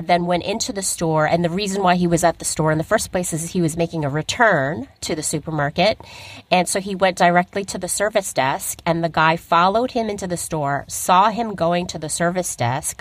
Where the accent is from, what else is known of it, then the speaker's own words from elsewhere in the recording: United States; we're American.